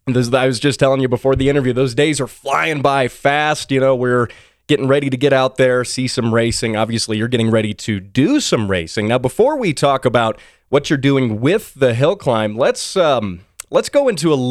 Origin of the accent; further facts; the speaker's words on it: Colorado Springs, Colorado, United States; I'm Colorado Springs